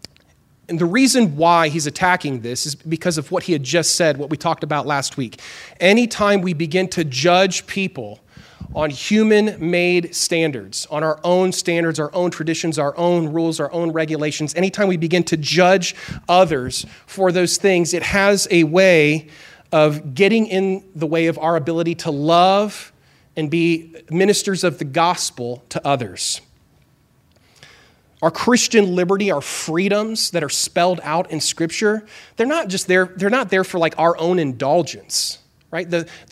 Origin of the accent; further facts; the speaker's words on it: Chile; I grew up in Chile, South America, and my parents were missionaries there.